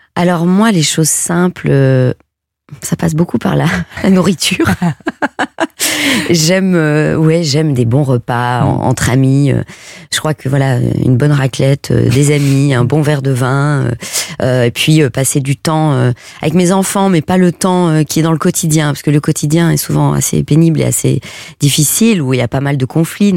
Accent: Belgium; je suis belge, hein, je viens d'un petit village de 600 habitants, donc moi mon enfance c'était euh, courir à pieds nus dans l'herbe

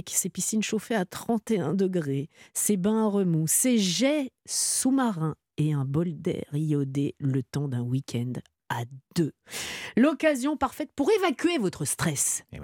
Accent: Lille, Hauts-de-France, France; Je viens de Lille, dans le Nord.

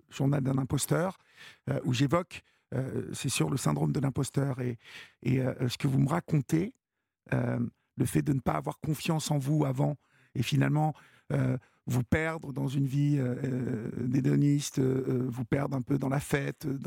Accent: Évreux, Normandy, France; Bah voilà. Je suis d'Evreux, donc.

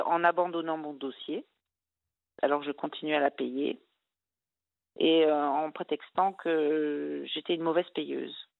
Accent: Brittany, France; je suis bretonne

